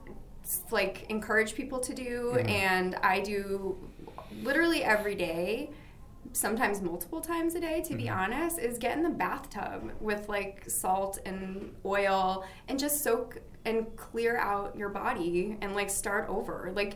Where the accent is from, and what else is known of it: Boston, Massachusetts, United States; now in New York, United States